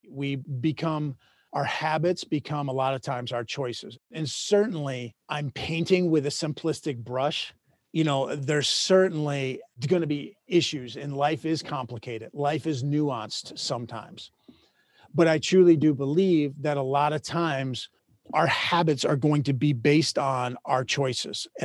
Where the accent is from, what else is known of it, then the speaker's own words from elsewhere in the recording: Minnesota, United States; moved away; I grew up in Minnesota.